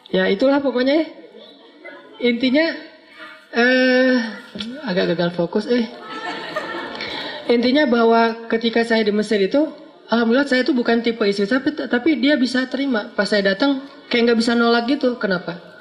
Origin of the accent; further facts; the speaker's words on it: Aceh, Indonesia; Karena beda culture antara Jawa sama Sumatera. Sumateranya Aceh pula. Yang di kampung saya itu memang markasnya GAM juga.